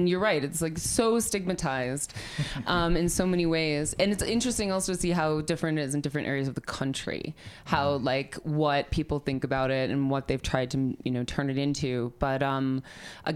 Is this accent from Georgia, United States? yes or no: no; Milwaukee, Wisconsin, United States; now in Denver, United States; was born and raised in Milwaukee, Wisconsin, where everything smells like hops.